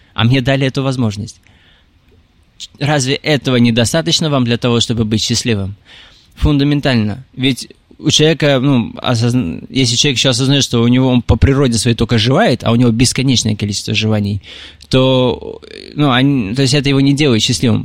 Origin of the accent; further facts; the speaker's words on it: Tolyatti, Samara Oblast, Russia; moved away as an adult; also born or lived in Ust-Ilimsk, Irkutsk Oblast, Russia; now in Moscow, Russia; Я родился в Усть-Илимске, в Сибири. Это... Там холодно. Э, далее, где-то в 5 лет мы переехали в город Тольятти